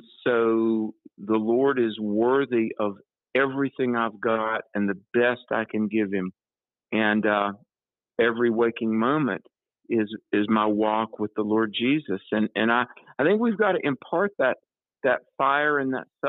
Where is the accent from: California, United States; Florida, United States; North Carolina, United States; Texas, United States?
North Carolina, United States; my home state of North Carolina